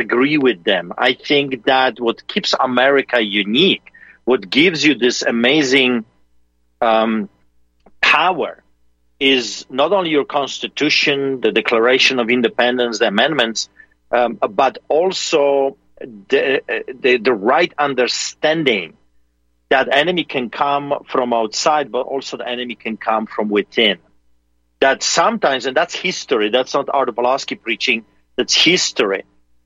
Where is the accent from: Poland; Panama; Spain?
Poland; now in Calgary, Canada; a Polish man like me